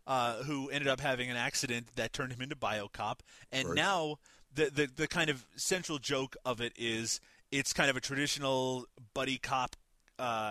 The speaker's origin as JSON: {"language": "English", "region": "Newfoundland and Labrador", "country": "Canada", "said": "I'm from Newfoundland"}